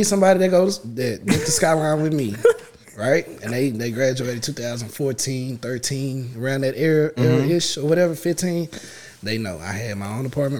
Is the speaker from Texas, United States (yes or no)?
yes; Dallas, Texas, United States; I'm from Dallas. Specifically, I'm from Pleasant Grove, born and raised.